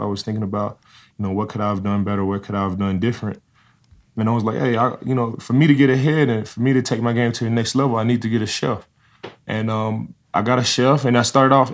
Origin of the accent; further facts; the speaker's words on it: Dallas, Texas, United States; I'm from Dallas, Texas